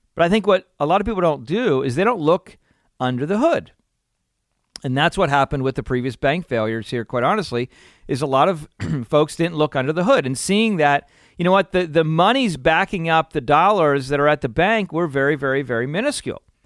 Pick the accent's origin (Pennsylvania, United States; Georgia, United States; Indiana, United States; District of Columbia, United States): Pennsylvania, United States; I'm growing up in Pennsylvania and it's a beautiful area